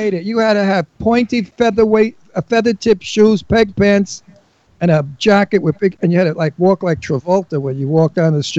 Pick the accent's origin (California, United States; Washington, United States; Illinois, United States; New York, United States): New York, United States; New York City; also born or lived in Queens; I was born and lived in Brooklyn the beginning of my life. I'm a Brooklyn boy, baby.